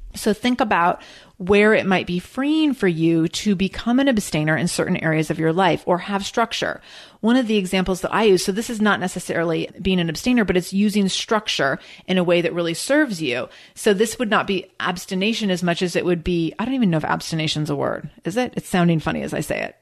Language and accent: English; Seattle, Washington, United States; I'm from Seattle.